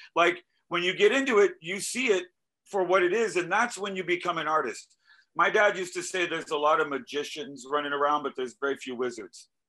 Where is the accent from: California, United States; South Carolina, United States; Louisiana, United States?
South Carolina, United States; Greenville; I'm from Greenville, South Carolina